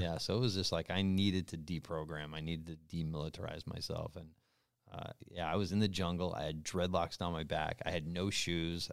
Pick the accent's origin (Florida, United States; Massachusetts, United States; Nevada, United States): Massachusetts, United States; North Adams; moved away as an adult; now in California, United States; in my hometown, yeah, a crappy little state school